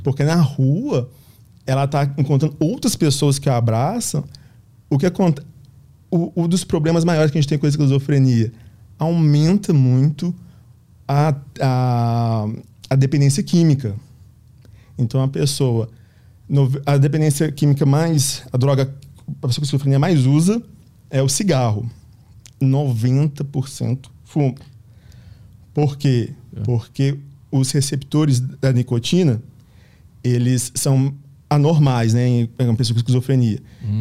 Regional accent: Minas Gerais, Brazil; a gente é de Minas

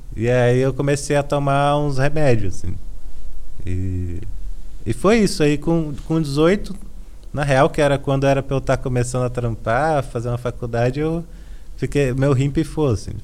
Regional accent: Valparaíso de Goiás, Brazil; moved away as an adult; also born or lived in Brasília; now in São Paulo, Brazil; Sim, cresci lá, assim, na real não é Brasília, né? Eu sempre gosto de destacar isso. É ao paraíso de Goiás.

